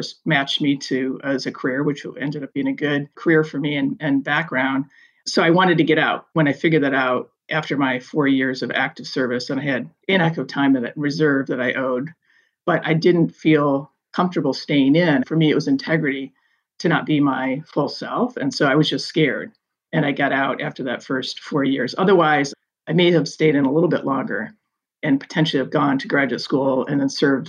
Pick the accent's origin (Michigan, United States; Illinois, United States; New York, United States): Michigan, United States; moved away as an adult; Growing up in Michigan, had that service component and value as a family.